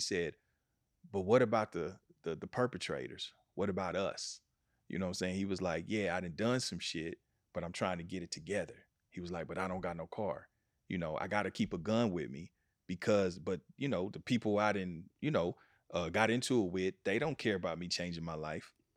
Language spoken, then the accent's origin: English; Kansas City, United States; in Kansas City, in my hometown